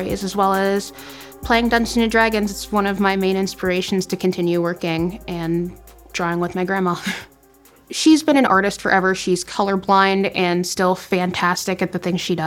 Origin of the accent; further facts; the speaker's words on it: Ambridge, Pennsylvania, United States; I'm from Ambridge and I currently live there now.